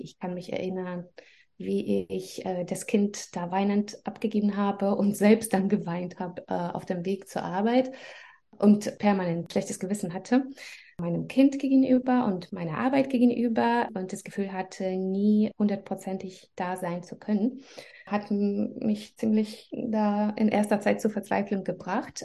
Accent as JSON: {"language": "German", "country": "Belarus", "also_born_or_lived": "Russia", "second_language": "German", "moved": "as an adult", "lives_now": "Germany", "said": "ich komme aus Belarus"}